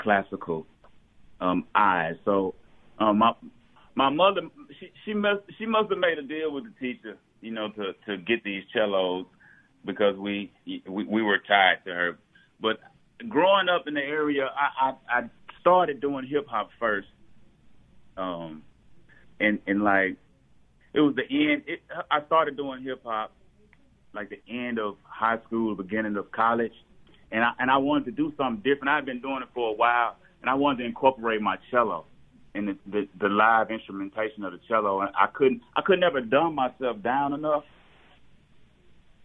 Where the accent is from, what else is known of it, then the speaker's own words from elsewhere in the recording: Jackson, Mississippi, United States; I'm from Jackson, Mississippi